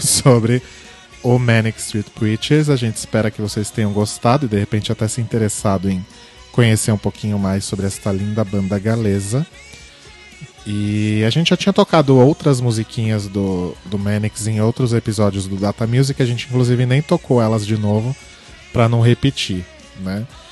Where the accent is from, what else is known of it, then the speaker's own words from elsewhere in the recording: Brazil; a gente é do Brasil